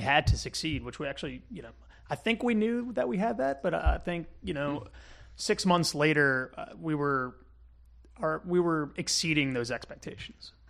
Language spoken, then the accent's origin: English; Kenner, Louisiana, United States; I grew up in Kenner, uh, Kenner, Louisiana, and, um, I'm a, I'm a Jefferson Parish kid at heart